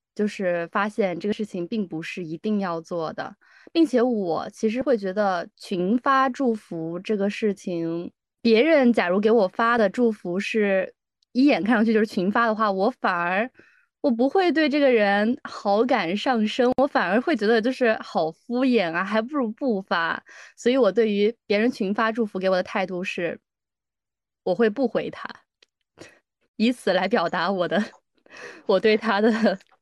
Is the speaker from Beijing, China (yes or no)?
no; Hunan, China; moved away; 我家乡那边的美食